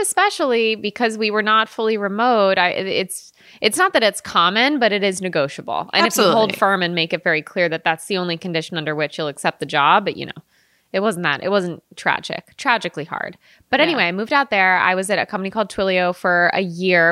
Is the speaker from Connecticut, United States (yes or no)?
yes; Connecticut, United States; moved away as an adult; also born or lived in New York / San Francisco; I'm from the East Coast. I'm from Connecticut.